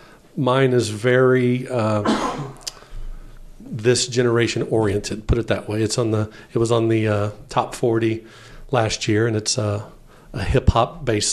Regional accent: Indianapolis, Indiana, United States; also born or lived in Plainfield, Indiana; Born and raised in Indianapolis, but moved out here when I got hired at Plainfield

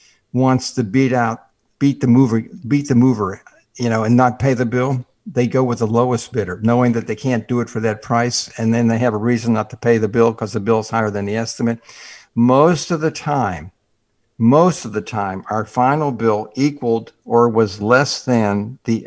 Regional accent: Pittsburgh, Pennsylvania, United States; moved away; I grew up in Pittsburgh where we had several feet of snow every year

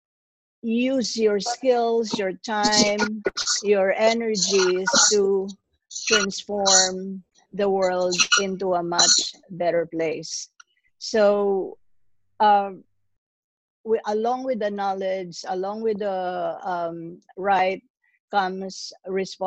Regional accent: Philippines; now in New York, United States; I'm originally from the Philippines, but I live in New York

